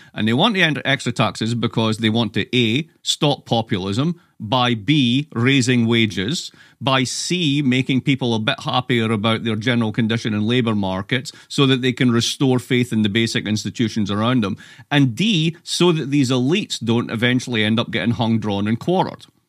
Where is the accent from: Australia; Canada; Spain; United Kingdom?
United Kingdom; Scotland; now in United States; I'm Scottish